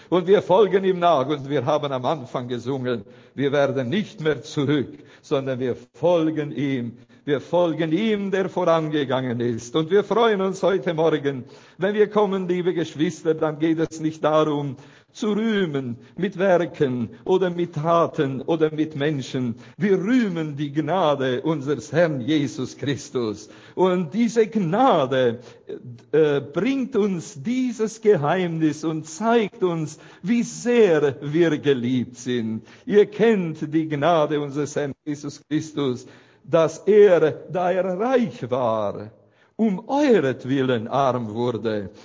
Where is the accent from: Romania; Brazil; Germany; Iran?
Romania; aus unserer Gemeinde in Bratey, wo ich herkomme